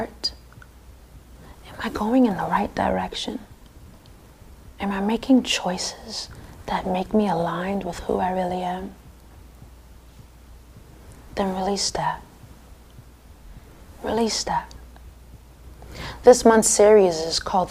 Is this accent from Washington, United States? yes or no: no; Long Island, New York, United States; I grew up in Long Island as a Girl Scout, playing the saxophone in the band